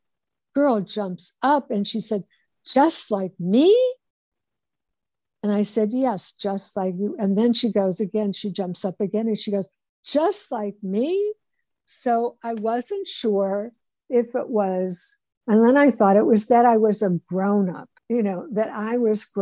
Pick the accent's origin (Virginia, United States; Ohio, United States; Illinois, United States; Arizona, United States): Ohio, United States; Cleveland; moved away; I went to my sister's place in Cleveland, which is my hometown, Cleveland, Ohio